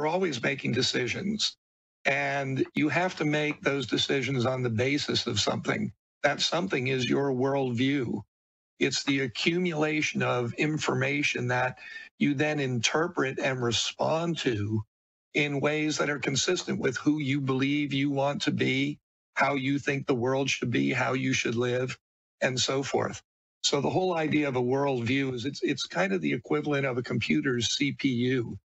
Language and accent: English; New York City, New York, United States; moved away; also born or lived in Arizona; I'm a kid from New York City